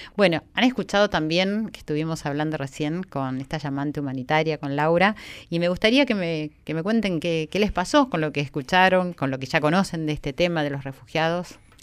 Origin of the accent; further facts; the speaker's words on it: Argentina; como argentina